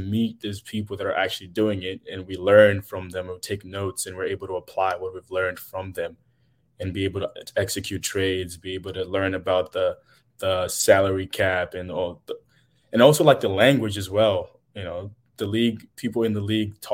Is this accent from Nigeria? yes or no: no; Zimbabwe; moved away; I'm from Zimbabwe, actually, in Southern Africa